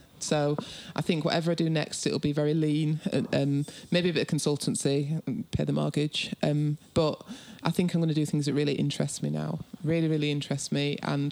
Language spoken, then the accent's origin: English; Bradford, Yorkshire and the Humber, United Kingdom; I'm from Bradford.